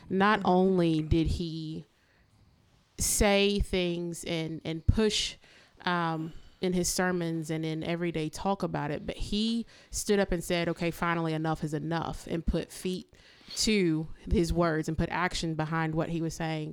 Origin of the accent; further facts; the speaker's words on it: Pineville, Louisiana, United States; I grew up here locally in Pineville